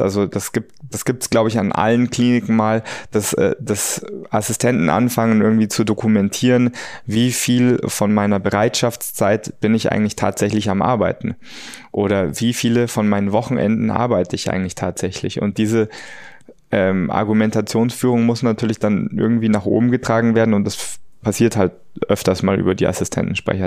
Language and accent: German; Munich, Bavaria, Germany; also born or lived in United States; in Fahrreichweite von München äh, und meiner Heimat